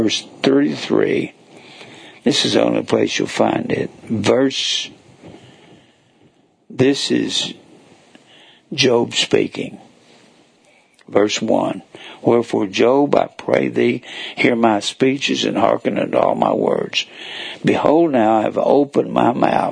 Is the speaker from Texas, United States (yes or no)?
yes; North Texas, United States; moved away; I was raised in North Texas